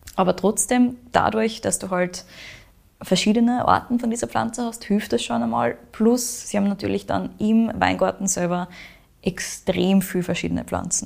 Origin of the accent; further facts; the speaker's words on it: Austria; Bei uns in Österreich